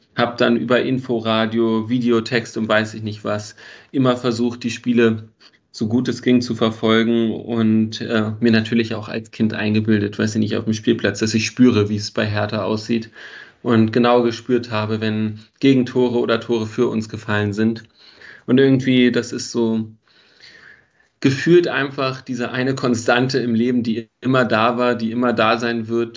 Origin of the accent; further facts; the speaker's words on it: Berlin, Germany; moved away as an adult; also born or lived in Frankfurt (Oder); now in Vienna, Austria; geboren äh, wurde ich in Wilmersdorf, bin dann in Steglitz und Zehlendorf groß geworden